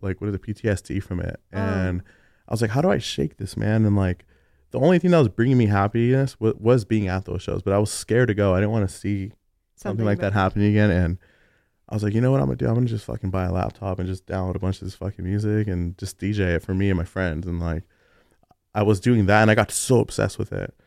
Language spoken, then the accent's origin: English; Los Angeles, California, United States; also born or lived in Alhambra, California; I grew up in East